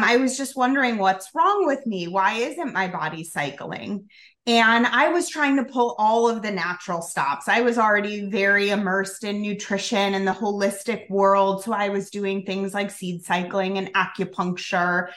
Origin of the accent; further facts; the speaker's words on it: Chicago, Illinois, United States; also born or lived in Colorado; I'm from Chicago, so this is my home base